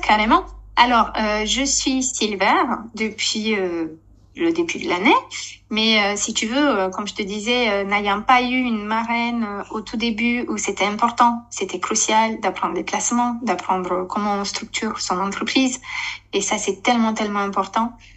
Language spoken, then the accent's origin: French; Romania; French is a second language; moved away as an adult; now in Essonne, France; je suis née et j'ai grandi en Roumanie jusqu'à mes 21 ans